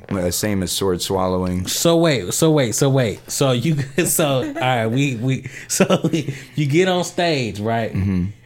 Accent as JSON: {"language": "English", "town": "Atlanta", "region": "Georgia", "country": "United States", "said": "I'm from Atlanta."}